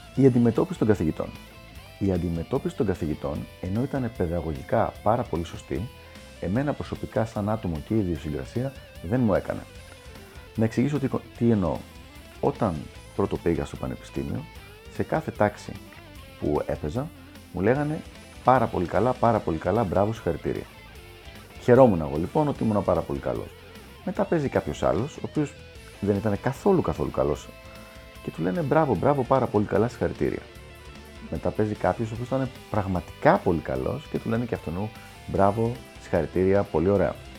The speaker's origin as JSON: {"language": "Greek", "country": "Greece", "also_born_or_lived": "United States", "moved": "as an adult", "said": "έφυγα από την Ελλάδα για να πάω στην Αμερική"}